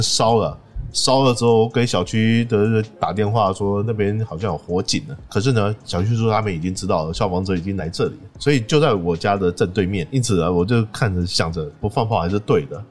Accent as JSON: {"language": "Chinese", "region": "Taipei", "country": "Taiwan", "tie": "born or raised there", "moved": "as an adult", "lives_now": "Beijing, China", "said": "我是确定不回老家台北了"}